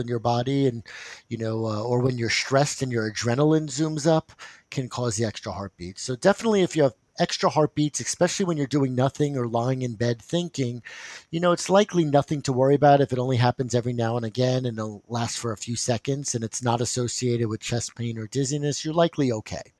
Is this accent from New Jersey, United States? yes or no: yes; New Jersey, United States; I'm from New Jersey